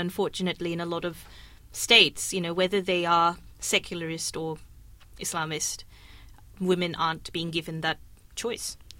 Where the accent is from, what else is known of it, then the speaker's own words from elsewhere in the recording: Kenya; I was growing up in Kenya